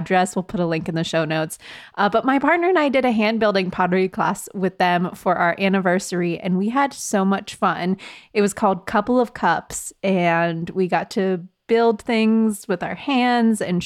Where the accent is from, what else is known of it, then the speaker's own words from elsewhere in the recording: Robinson, Pennsylvania, United States; the drive-in in my hometown out in Robinson